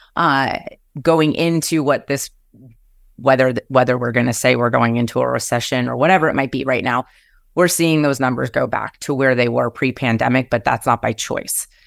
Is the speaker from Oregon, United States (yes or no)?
no; New Jersey, United States; moved away as an adult; now in Seattle, United States; growing up in New Jersey and c, cr, right outside of New York City